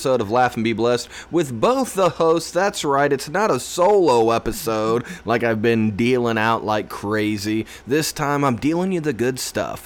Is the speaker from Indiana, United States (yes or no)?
yes; Indiana, United States; I'm from Indiana